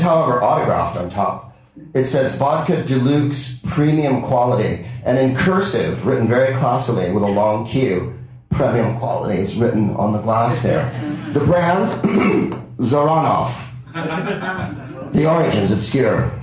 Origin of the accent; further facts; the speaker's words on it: United States; as an American